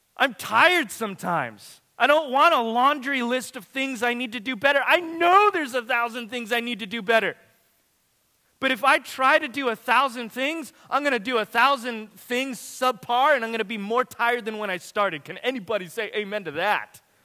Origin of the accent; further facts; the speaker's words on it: Watsonville, California, United States; my hometown where I lived and grew up